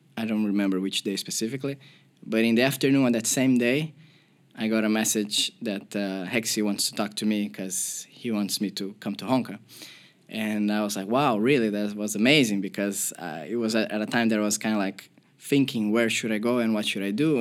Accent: Porto Alegre, Rio Grande do Sul, Brazil; moved away; I'm from Porto Alegre and we have two big clubs in my city

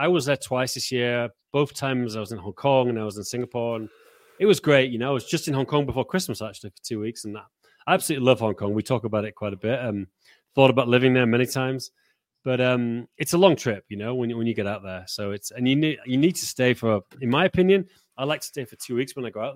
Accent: Yorkshire and the Humber, United Kingdom; moved away as an adult; now in Czech Republic; I've lived in Czech Republic longer than I live where I grew up in Yorkshire. You know, I lived there 18 years

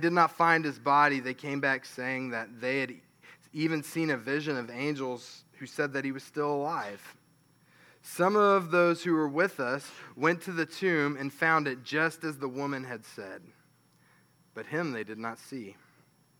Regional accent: Hobbs, New Mexico, United States; I'm from Hobbs

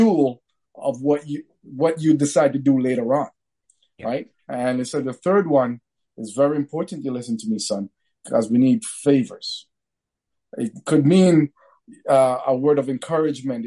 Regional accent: Sudbury, Ontario, Canada; growing up in Sudbury, as a minority

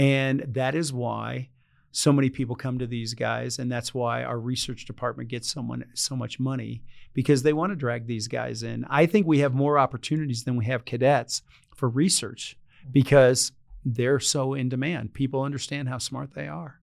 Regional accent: Reidsville, North Carolina, United States; moved away; I grew up in this little town called Reedsville, North Carolina

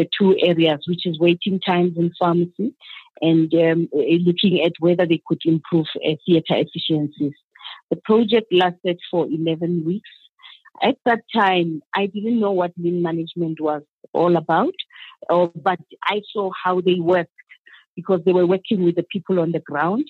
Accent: Pretoria, Gauteng, South Africa; from South Africa. I was born and bred in Pretoria

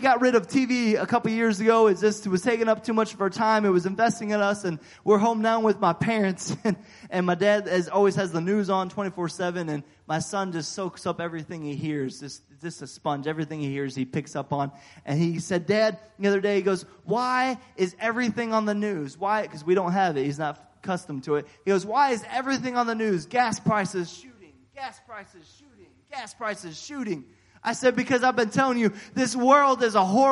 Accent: United States; now in Idaho, United States; I'm an American.

